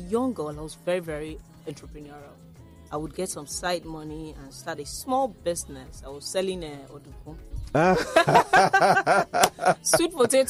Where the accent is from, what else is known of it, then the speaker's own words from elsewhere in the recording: Waterside, Ogun State, Nigeria; You know, and the one from my hometown, Waterside, is one of the best. And part of my plan, really, is to put Waterside garri on the map.